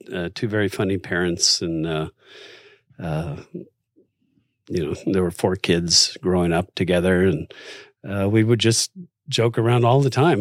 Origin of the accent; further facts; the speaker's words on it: Los Angeles, California, United States; I grew up in Los Angeles